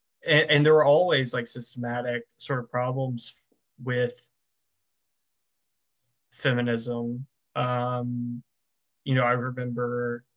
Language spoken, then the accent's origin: English; the South, United States; I'm from the South